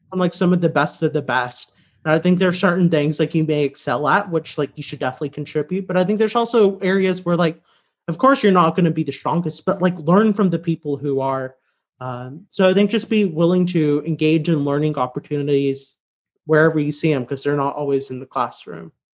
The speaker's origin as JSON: {"language": "English", "region": "Louisiana", "country": "United States", "also_born_or_lived": "Chicago", "moved": "as an adult", "lives_now": "Washington, D.C., United States", "said": "I'm from Louisiana"}